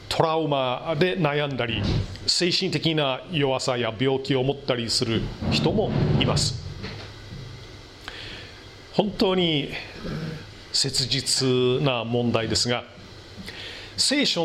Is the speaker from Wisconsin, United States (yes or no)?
yes; Milwaukee, Wisconsin, United States; moved away; 私の生まれ育ったミルウォーキー市内